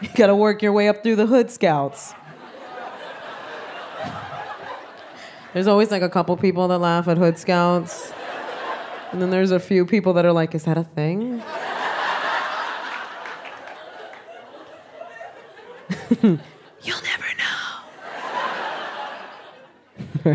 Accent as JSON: {"language": "English", "town": "New York City", "region": "New York", "country": "United States", "said": "I am Puerto Rican from the South Bronx"}